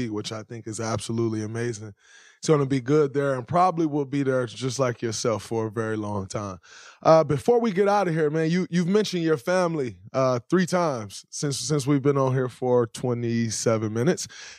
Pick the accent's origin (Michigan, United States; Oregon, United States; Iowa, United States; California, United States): Michigan, United States; Saginaw; moved away; growing up in Saginaw, Michigan